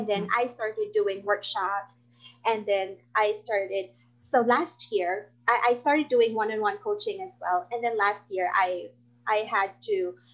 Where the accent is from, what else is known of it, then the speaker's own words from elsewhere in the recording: Philippines; I'm from the Philippines